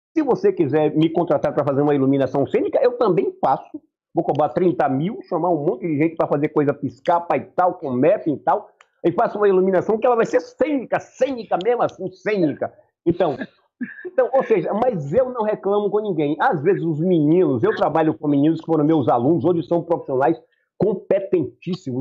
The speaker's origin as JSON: {"language": "Portuguese", "region": "Bahia", "country": "Brazil", "said": "eu tenho a minha cultura, eu sou baiano, rapaz. Claro. Eu sou baiano, na Bahia é."}